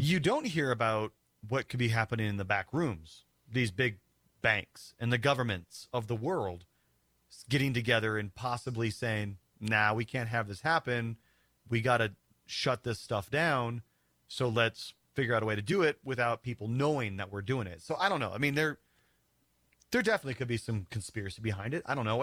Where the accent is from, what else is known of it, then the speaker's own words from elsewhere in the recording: South Dakota, United States; moved away; also born or lived in Denver, Colorado; that's my home state